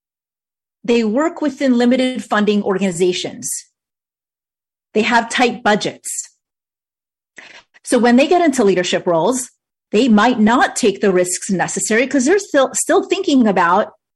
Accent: New York, United States; moved away as an adult; also born or lived in Maryland / Virginia / Washington, D.C.; now in North Carolina, United States; where I grew up in New York versus where I live now in North Carolina

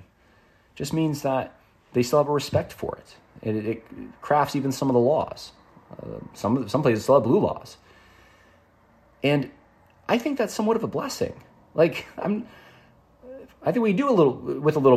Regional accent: New York, United States; I grew up in New York primarily, but I would go down south almost every year to Mississippi for family reunions

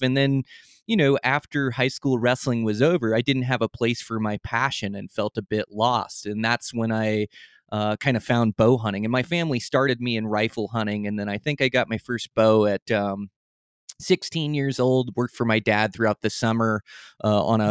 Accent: Olympic Peninsula, Washington, United States; moved away as an adult; now in Montana, United States; I come from the Olympic Peninsula

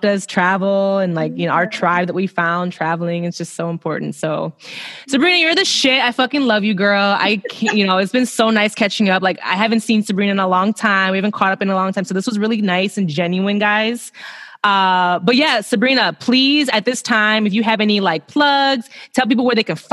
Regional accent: Chicago, Illinois, United States; also born or lived in Melbourne, Australia; I'm from Chicago.

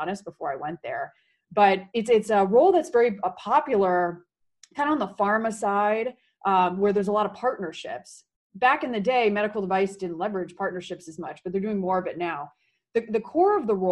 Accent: Silicon Valley, California, United States; moved away as an adult; I grew up in Silicon Valley, wanted to come back

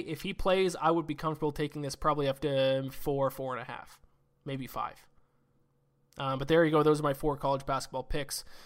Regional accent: Canada; Me being Canadian

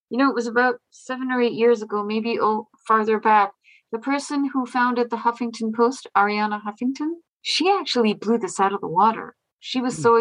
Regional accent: India; now in Boston, United States; I'm from India. I live in I live near Boston in Massachusetts.

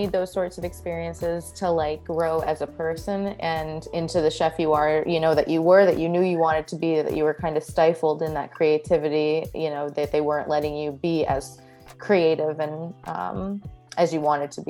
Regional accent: Florida, United States; also born or lived in Denver; We lived in Denver before we lived in, like, we're originally from Florida, my husband and I, but we lived in Denver, like downtown, for about 3.5-4 years.

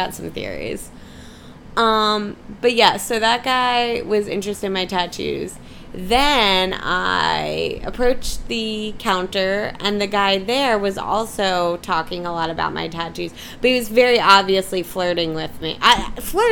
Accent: Philadelphia, Pennsylvania, United States; I'm from Philly

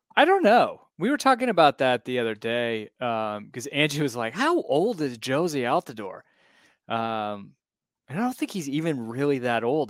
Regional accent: United States; also born or lived in Alabama / South Carolina; growing up in Alabama and South Carolina

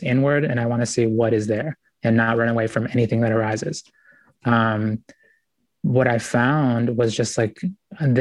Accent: United States; also born or lived in Ecuador; We came here when I was about 4 years old

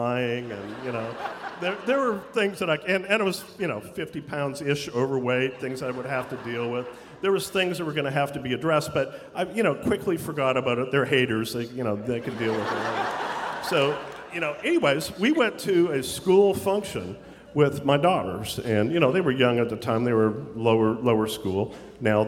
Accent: Canada; that I'm Canadian.

